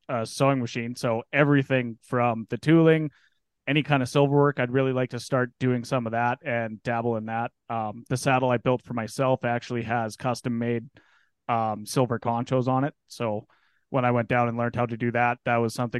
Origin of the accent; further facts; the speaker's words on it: Penhold, Alberta, Canada; I'm 27 from Pinoca, Alberta